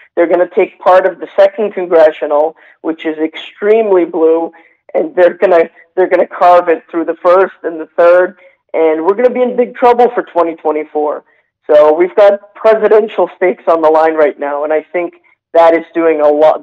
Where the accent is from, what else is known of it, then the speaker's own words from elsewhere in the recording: United States; I was born in the United States